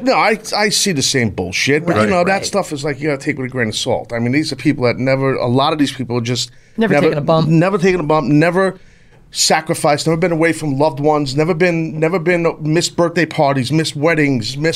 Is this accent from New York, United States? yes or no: yes; New York, United States; born and raised in New York, if you couldn't tell from my accent